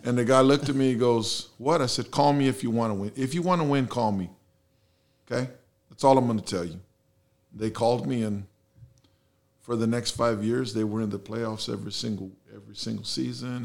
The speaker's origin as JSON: {"language": "English", "town": "San Antonio", "region": "Texas", "country": "United States", "tie": "born or raised there", "also_born_or_lived": "Houston, United States", "first_language": "Spanish", "second_language": "English", "said": "that's where I grew up and, you know, I've been here, born and raised"}